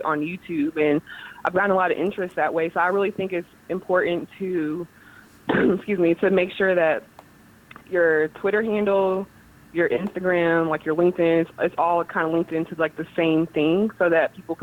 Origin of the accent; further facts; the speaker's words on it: Kansas City, United States; moved away as an adult; also born or lived in North Carolina / Syracuse, New York; now in Greenville, United States; I'm from Kansas City